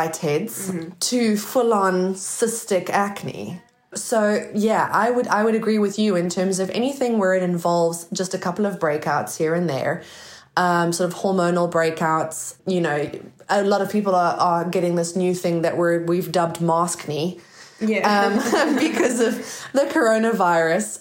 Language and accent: English; South Africa; moved away as an adult; now in United Kingdom; I come from South Africa, guys, in case you sort of can't hear the accent